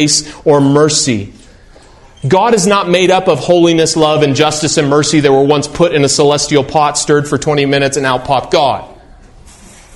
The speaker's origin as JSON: {"language": "English", "country": "United States", "said": "I'm an American like other Americans"}